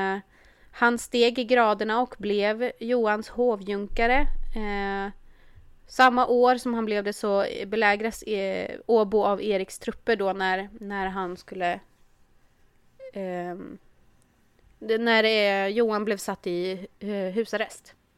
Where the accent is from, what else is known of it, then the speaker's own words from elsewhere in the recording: Örbyhus, Uppsala County, Sweden; also born or lived in Värmland; jag är ju från Örbyhus